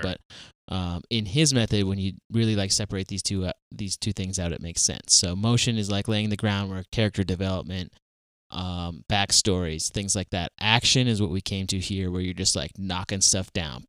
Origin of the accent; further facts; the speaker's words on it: Fargo, North Dakota, United States; growing up in Fargo, North Dakota